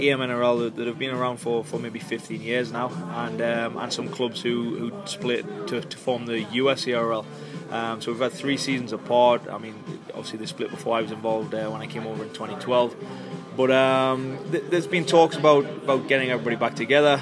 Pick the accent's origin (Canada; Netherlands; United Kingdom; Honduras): United Kingdom; Newcastle upon Tyne, North East England; moved away as an adult; now in Boston, United States; I'm from Newcastle in England, and I played at Gates at Thunder for 13 years actually before I came over here to America